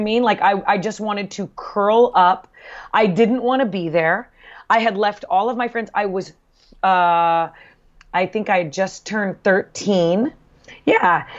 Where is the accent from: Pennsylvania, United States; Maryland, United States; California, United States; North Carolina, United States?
California, United States; Southern; also born or lived in Bay Area, California; we moved from Southern California